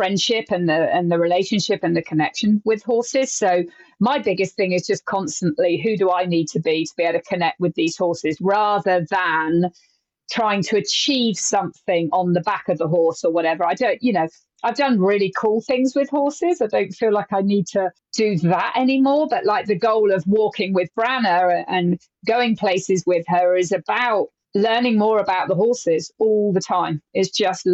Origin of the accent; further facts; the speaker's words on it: England, United Kingdom; my home country